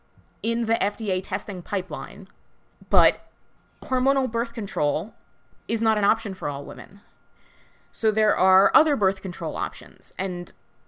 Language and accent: English; United States; we're both American